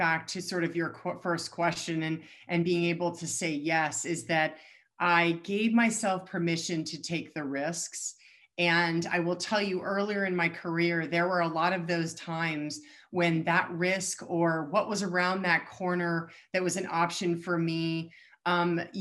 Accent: Colorado, United States; I'm born and raised in Colorado

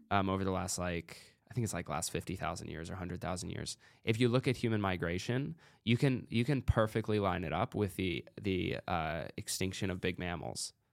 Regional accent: United States; also born or lived in Oregon; I'm American

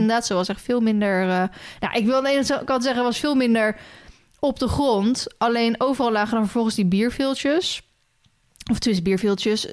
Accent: Loenen, Gelderland, Netherlands; also born or lived in Ede; uit Loenen

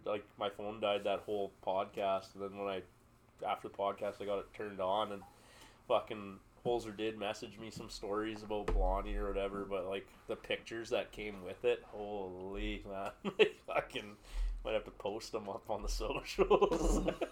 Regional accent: New York, United States; Who? From New York. I'm from New York.

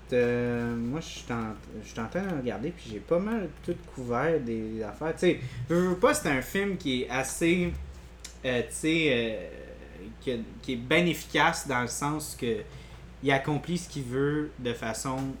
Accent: Quebec, Canada; en tant que Québécois

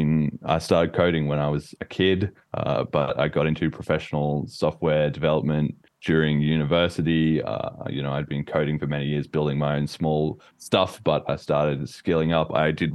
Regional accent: Australia; now in United Kingdom; I'm Australian, as you may or may not be able to tell from my accent. It's been slowly fading over time a little bit as I've been living in the UK.

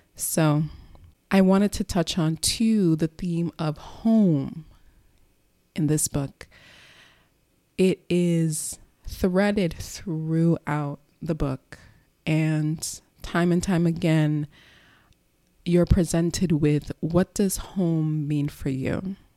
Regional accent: Long Island, New York, United States; moved away as an adult; also born or lived in Bronx, New York / Texas / Delaware / Philadelphia; now in New York, United States; We moved to Long Island when I was, like, six. So from age six to twenty-one, Long Island was the backdrop to my childhood

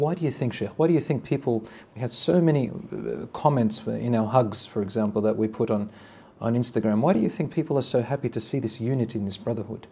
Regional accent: Australia; I was raised in Australia, in the West.

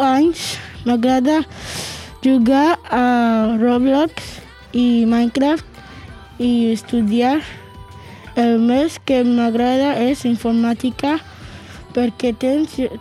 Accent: Barcelona, Catalonia, Spain; soc de Barcelona

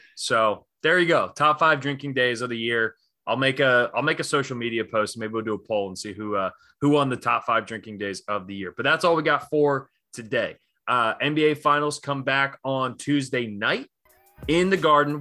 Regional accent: Northeast, United States; I grew up in the Northeast

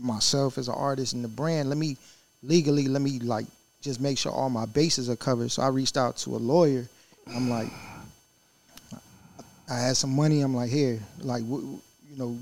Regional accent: Richmond, Virginia, United States; we're from Richmond, Virginia

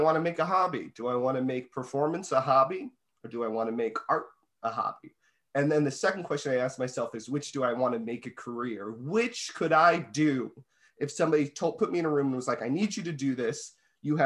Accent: Connecticut, United States; I'm from Connecticut.

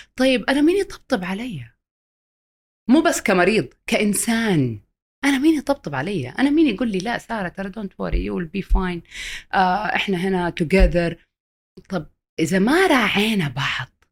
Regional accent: Saudi Arabia; عندنا في السعوديه

